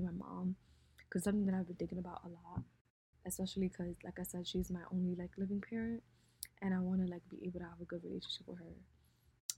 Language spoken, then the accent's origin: English; United States; growing up in America is different